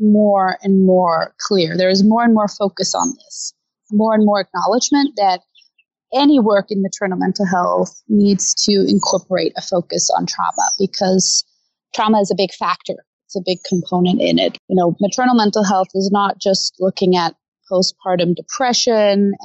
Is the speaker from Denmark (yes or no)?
yes; Denmark; moved away as an adult; now in Los Angeles, United States; I am from Denmark originally